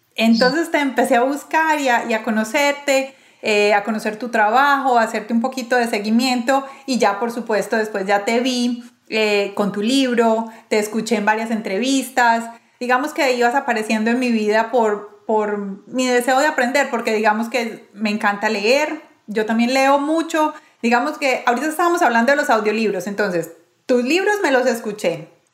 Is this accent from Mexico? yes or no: no; Medellín, Antioquia, Colombia; Yo soy de Medellín